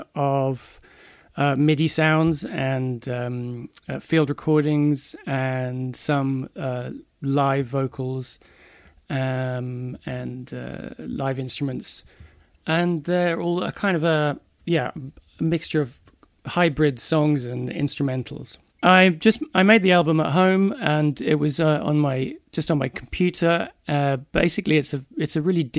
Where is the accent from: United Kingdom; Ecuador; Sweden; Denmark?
United Kingdom; Bedford, East of England; now in London, United Kingdom; I was born in Bedford, which is about 50 miles north of London, but I've been living in London for the last 24 years